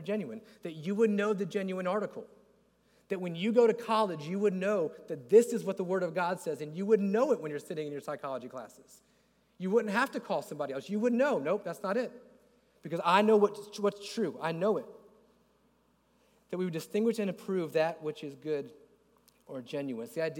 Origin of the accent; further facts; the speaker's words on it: Florida, United States; I'm from Florida.